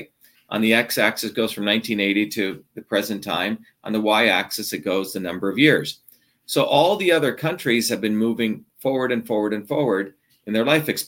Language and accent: English; India; now in United States; I grew up on goat milk when I was born in India